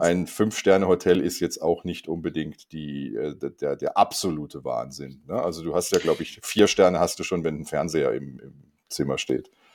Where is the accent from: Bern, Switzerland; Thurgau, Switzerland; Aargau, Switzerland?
Aargau, Switzerland; Rheinfelden; ich bin in Rheinfelden aufgewachsen